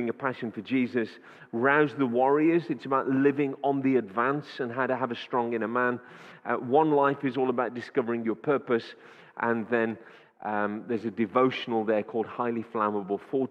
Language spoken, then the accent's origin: English; Wolverhampton, West Midlands, United Kingdom; born and raised in Wolverhampton